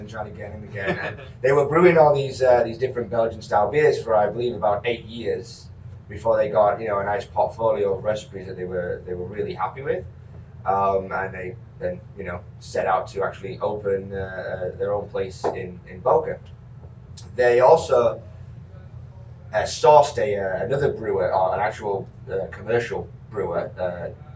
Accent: York, Yorkshire and the Humber, United Kingdom; accent: Yorkshire; moved away as an adult; now in Florida, United States; I'm from Northern England. So this is a very genuine Yorkshire accent you're hearing.

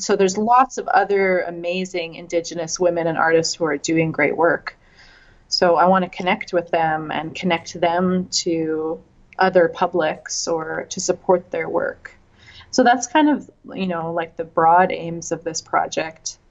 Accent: Red Deer, Alberta, Canada; now in Vancouver, Canada; I grew up in Red Deer, Alberta, which is in between Calgary and Edmonton

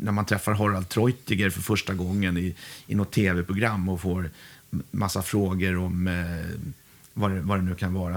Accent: Huddinge, Stockholm County, Sweden; jag är från Huddinge Segeltorp

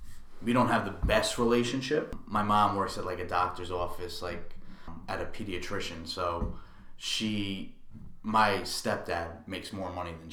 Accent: New York City, New York, United States; I'm from Brooklyn, New York

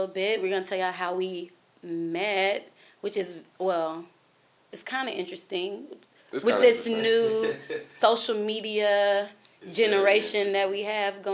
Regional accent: Dallas, Texas, United States; moved away as an adult; also born or lived in Hampton, Virginia; now in Atlanta, United States; I'm from Dallas, Texas.

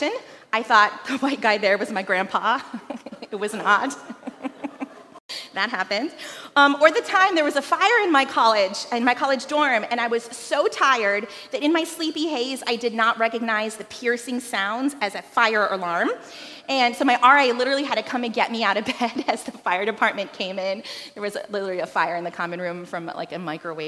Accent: Philippines; moved away; growing up in the Philippines

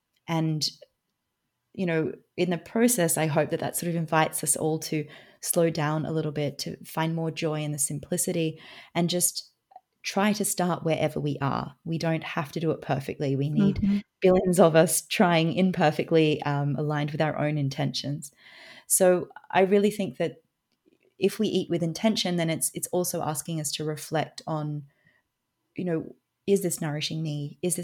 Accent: Australia; now in Switzerland; I am Australian, but I live in Switzerland.

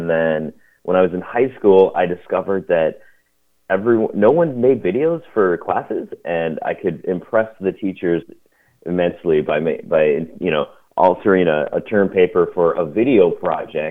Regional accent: Midwest, United States; I grew up in the Midwest, so this is Wisconsin and Minnesota area

